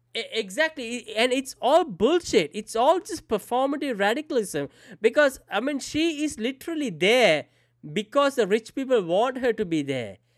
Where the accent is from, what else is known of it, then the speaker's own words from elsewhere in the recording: Sri Lanka; moved away; I grew up in Sri Lanka, so I didn't know much about the Western culture